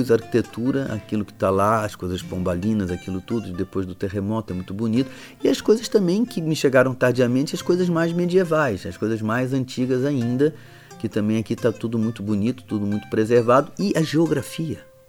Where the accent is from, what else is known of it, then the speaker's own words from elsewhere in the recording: England, United Kingdom; Rapaz, comparado com o país de onde eu venho, Portugal é, é mais estável democraticamente que a Inglaterra.